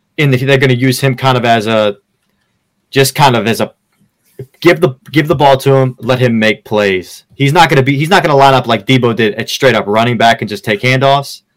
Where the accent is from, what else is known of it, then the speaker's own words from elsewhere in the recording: Pittsburgh, Pennsylvania, United States; now in Pensacola, United States; I'm a Florida guy, born and raised in Pittsburgh